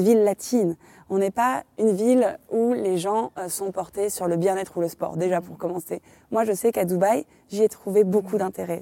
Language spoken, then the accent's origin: French; Morocco; on est marocain